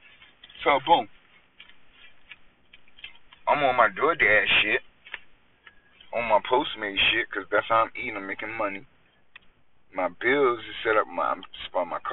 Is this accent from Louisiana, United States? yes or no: no; New York, United States; I'm from New York